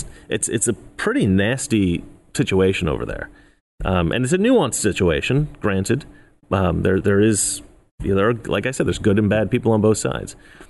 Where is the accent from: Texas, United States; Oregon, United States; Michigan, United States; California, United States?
Oregon, United States; now in Los Angeles, United States; either back home in Oregon where I grew up or in Los Angeles where I live now